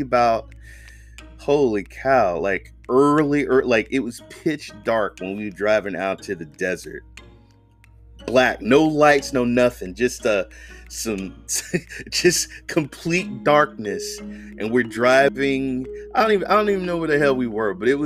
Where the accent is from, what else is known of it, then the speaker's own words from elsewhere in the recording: Raleigh, North Carolina, United States; also born or lived in Oakland, California; now in California, United States; I live in California, but I'm originally from Raleigh, North Carolina.